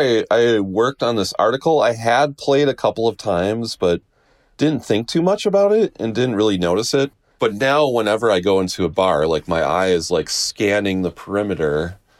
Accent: Wisconsin, United States; I was born and raised in Wisconsin

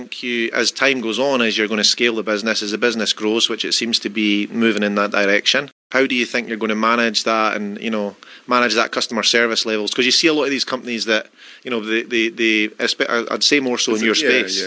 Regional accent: Scotland, United Kingdom; now in Australia; I was in school in Scotland

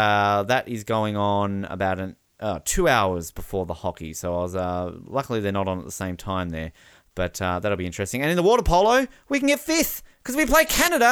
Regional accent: Australia; We're Australian.

